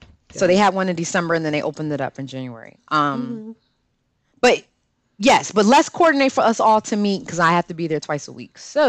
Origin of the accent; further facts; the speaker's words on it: Connecticut, United States; and I'm from Connecticut